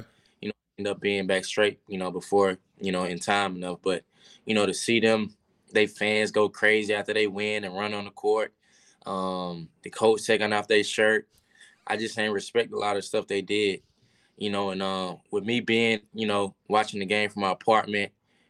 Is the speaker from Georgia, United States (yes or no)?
yes; Georgia, United States; I had a lot of family there. I'm from Georgia. So Georgia was a big game for me